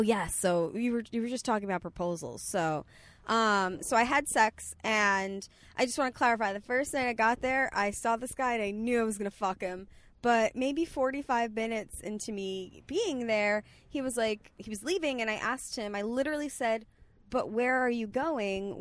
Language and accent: English; Bay Shore, New York, United States; moved away; also born or lived in Bethpage, New York; I'm actually from Bayshore, so going to Fire Island is very normal for us